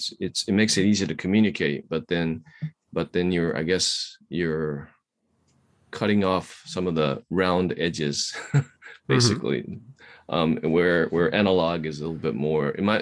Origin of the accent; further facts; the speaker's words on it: Kamakura, Kanagawa, Japan; now in Shibuya, Japan; I was born in Kamakura